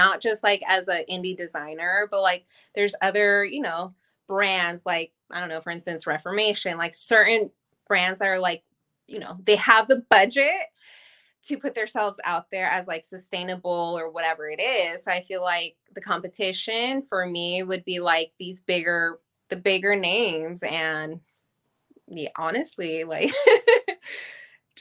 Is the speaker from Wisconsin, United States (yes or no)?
no; Bay Area, California, United States; moved away as an adult; now in Los Angeles, United States; I'm originally from the Bay Area, but I've been in LA for a little over 10 years now